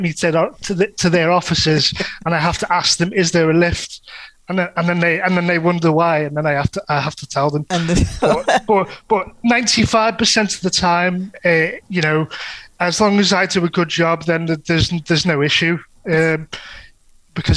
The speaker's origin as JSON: {"language": "English", "town": "Liverpool", "region": "North West England", "country": "United Kingdom", "said": "I'm from North Liverpool, as you can probably get from my accent. It is quite relatively strong"}